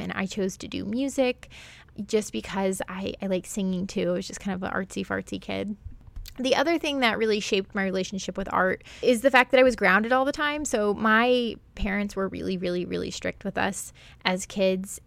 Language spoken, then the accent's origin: English; Springfield, Missouri, United States; also born or lived in Florida; I grew up in the Ozarks, which is in, like, southwest Missouri, northern Arkansas, but specifically Springfield, Missouri